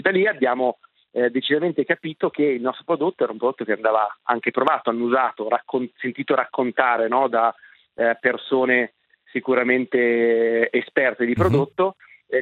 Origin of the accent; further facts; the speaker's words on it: Milan, Lombardy, Italy; Enrico ed io siamo milanesi, nati e cresciuti a Milano